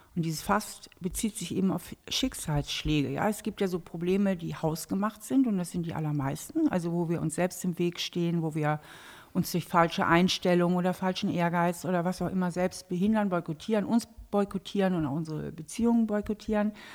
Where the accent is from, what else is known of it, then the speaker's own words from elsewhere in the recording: Hamburg, Germany; now in Trier, Germany; ich bin ja eigentlich Hamburgerin. Ne? Ich komme ursprünglich aus Hamburg, mhm. bin dort auch aufgewachsen